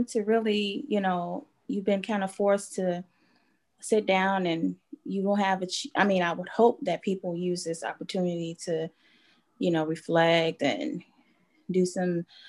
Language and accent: English; Chicago, Illinois, United States; Grew up West Side Chicago, born and raised, different areas on the West Side